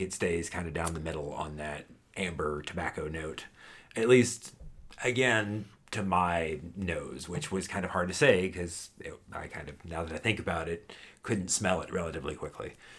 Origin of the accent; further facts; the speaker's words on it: Houston, Texas, United States; when I was a child growing up in Texas